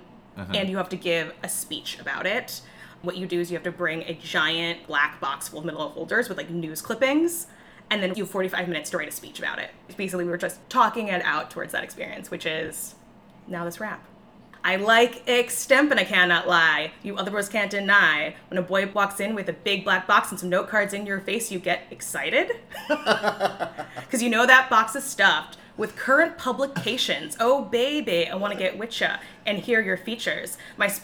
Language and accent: English; Chicago, Illinois, United States; accent: Chicago; my most Chicago accent